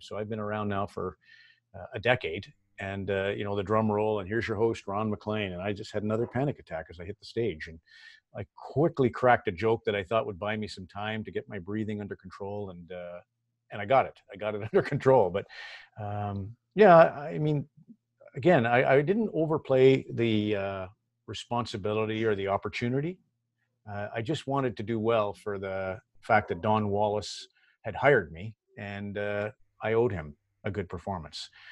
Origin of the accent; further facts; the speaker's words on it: Red Deer, Alberta, Canada; moved away; I grew up, I grew up in Red Deer